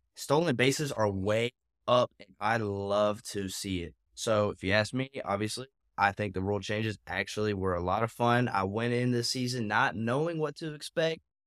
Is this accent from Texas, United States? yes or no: no; McDonough, Georgia, United States; grew up in McDonough, Georgia.